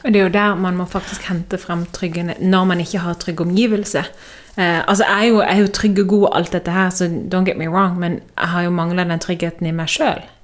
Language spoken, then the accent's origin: Norwegian; Norway; moved away as an adult; hjemme i Norge så er alt trygt og godt